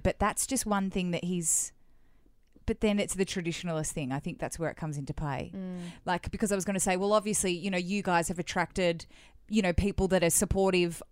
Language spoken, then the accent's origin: English; Melbourne, Victoria, Australia; moved away as an adult; now in Sydney, Australia; we've moved to Sydney and we're both originally from Melbourne